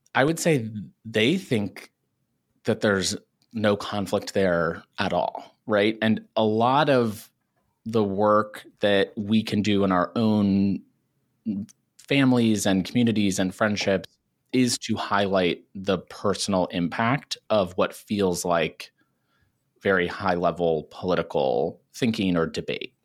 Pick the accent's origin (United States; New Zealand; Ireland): United States; small town outside of Cincinnati, Ohio; moved away as an adult; now in New York City, United States; I'm originally from Ohio, pretty small town outside of Cincinnati